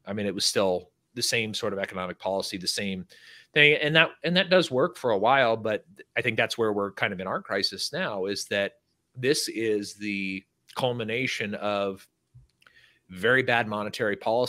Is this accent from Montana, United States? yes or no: no; California, United States; now in Texas, United States; I live in Texas. I'm not a Californian anymore